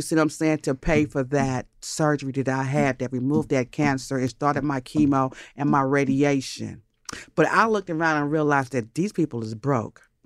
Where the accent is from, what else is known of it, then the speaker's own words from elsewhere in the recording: Los Angeles, California, United States; also born or lived in Brooklyn, New York; I grew up between Los Angeles and Inglewood. My mother kidnapped me from New York when I was five, so I don't really got that New York swang in my conversation.